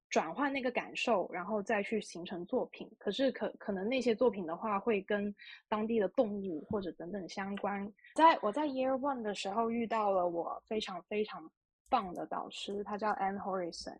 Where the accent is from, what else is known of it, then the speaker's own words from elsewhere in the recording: Guangdong, China; 因为我是出生在广东嘛，然后广东是非常炎热的地区，然后很多蚊子